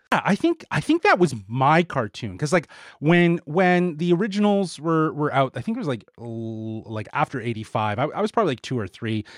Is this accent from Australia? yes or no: no; Canada; we are Canadian.